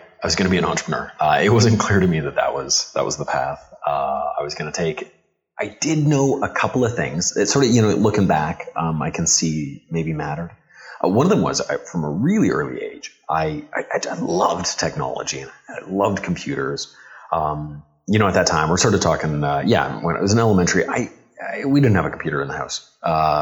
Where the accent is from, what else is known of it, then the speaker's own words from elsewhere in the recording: Calgary, Alberta, Canada; was born and raised in Calgary